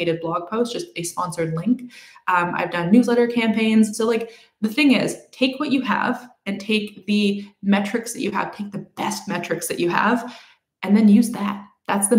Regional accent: Canada; I'm Canadian

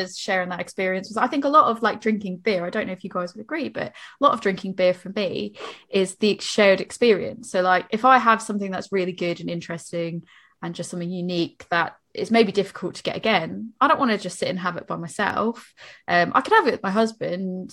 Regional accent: Boston, Massachusetts, United States; moved away; I'm from Boston

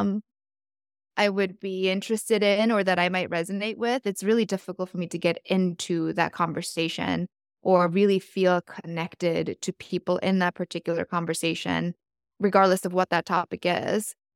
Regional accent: South Korea; moved away; I was born in South Korea

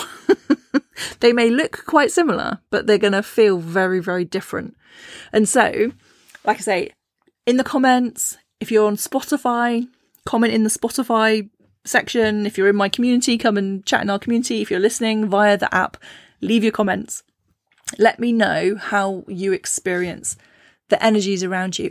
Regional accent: Cornwall, South West England, United Kingdom; also born or lived in Shropshire; now in Herefordshire, United Kingdom; I grew up in Cornwall, the land of piskies and brownies

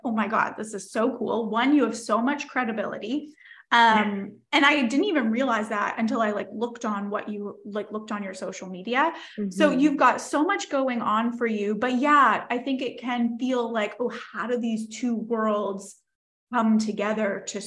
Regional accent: Nova Scotia, Canada; I'm from Nova Scotia.

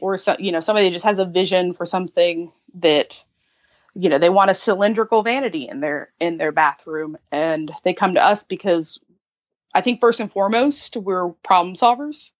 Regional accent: Kentucky, United States; moved away as an adult; now in Charleston, United States; I am originally from Kentucky.

